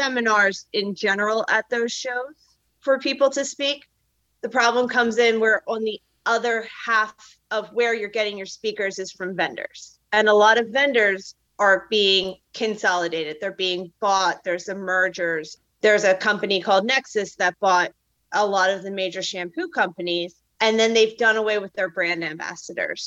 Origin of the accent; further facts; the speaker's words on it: Philadelphia, Pennsylvania, United States; I'm from the Mid-Atlantic. So like, I'm from Philly.